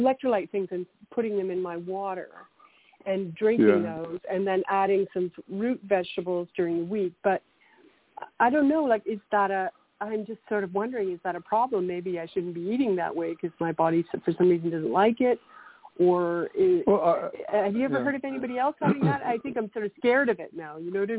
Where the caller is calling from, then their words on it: Canada; I'm calling from Canada